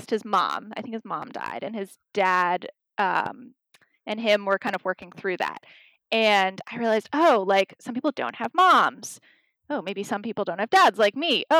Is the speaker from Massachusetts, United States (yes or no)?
yes; Northampton, Massachusetts, United States; born or raised there